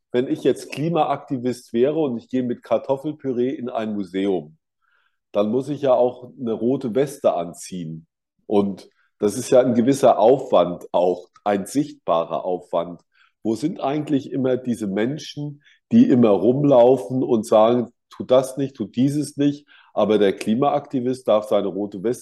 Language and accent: German; Kaiserslautern, Rhineland-Palatinate, Germany; Und in meiner Heimatstadt Kaiserslautern gab es einen 2001-Laden und das war schon sehr schön.